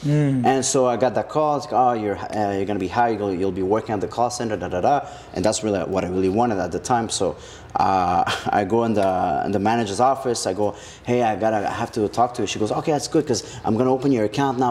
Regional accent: Montreal, Quebec, Canada; also born or lived in Laval / Ville Saint-Laurent / Saint-Michel / Saint-Leonard; Born and raised here in Montreal

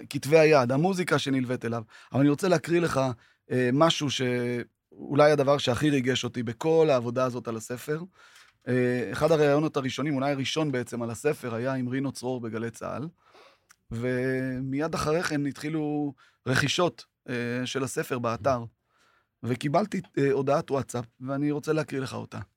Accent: Tiberias, Northern District, Israel; גדלנו בשיכון ד' בטבריה, וזה היה חלק משמעותי בחיינו.

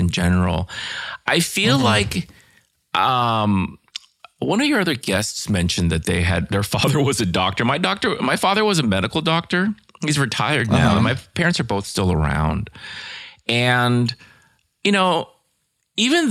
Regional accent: Northern Virginia, United States; I grew up in Northern Virginia, right outside of Washington, D.C.

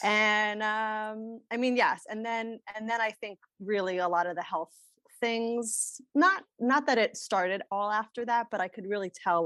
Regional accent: Rockland County, New York, United States; I grew up in kind of upstate New York, Rockland County, um, near New Jersey

